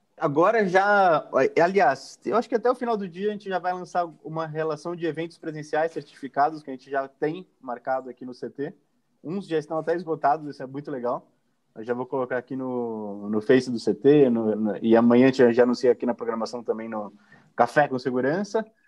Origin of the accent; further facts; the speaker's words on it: Brazil; como brasileiro